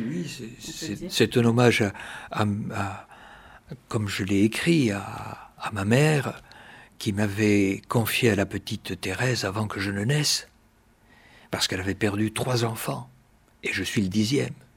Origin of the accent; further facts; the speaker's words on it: Malaussanne, Nouvelle-Aquitaine, France; mon village natal.